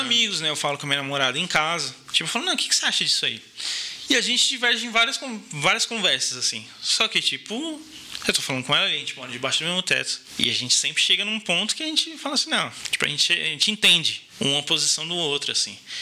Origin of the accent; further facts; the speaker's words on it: Brazil; first language Portuguese; moved away as an adult; also born or lived in Germany; eu sou nascido e criado aqui